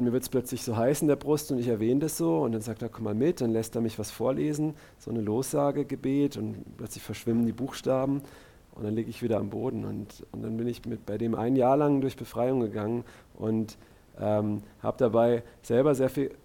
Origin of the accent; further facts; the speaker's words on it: Karlsruhe, Baden-Württemberg, Germany; Axel und ich, wir sind aus Karlsruhe